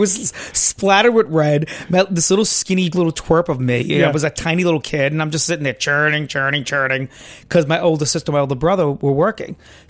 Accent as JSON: {"language": "English", "town": "New York City", "region": "New York", "country": "United States", "tie": "born or raised there", "said": "Grew up in good old Brooklyn, New York. Right here."}